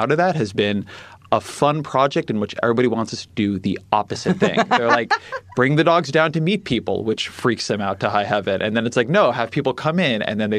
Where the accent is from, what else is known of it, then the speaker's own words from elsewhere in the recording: Irvine, California, United States; I'm from Irvine. So Southern California, Orange County.